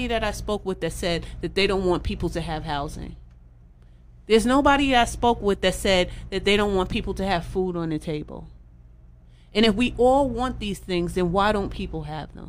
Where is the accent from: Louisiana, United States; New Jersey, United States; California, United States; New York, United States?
New York, United States; New York City; I grew up in East New York in pink houses